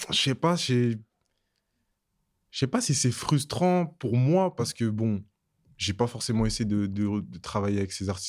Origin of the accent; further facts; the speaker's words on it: Savigny-le-Temple, Île-de-France, France; also born or lived in Guadeloupe; J'ai grandi à Savigny-le-Temple